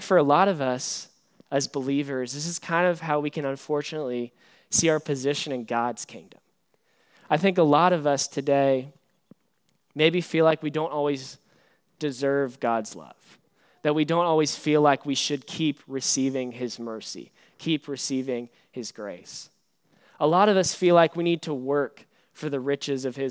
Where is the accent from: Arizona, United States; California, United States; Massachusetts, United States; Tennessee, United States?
Tennessee, United States; East; now in New Braunfels, United States; I'm from East Tennessee